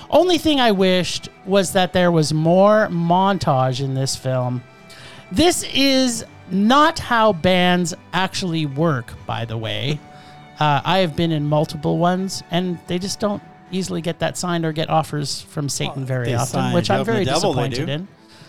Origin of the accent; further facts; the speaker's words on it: Calgary, Alberta, Canada; Yeah, in the city of Calgary.